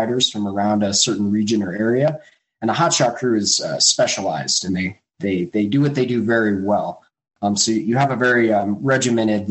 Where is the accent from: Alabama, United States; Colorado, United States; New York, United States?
Colorado, United States; Grand Junction; I grew up on the Western Slope, Grand Junction, Colorado